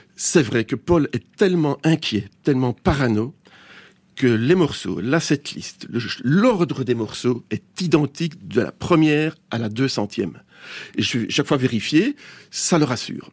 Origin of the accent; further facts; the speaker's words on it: Belgium; Il faut même plus dire qu'on est belge maintenant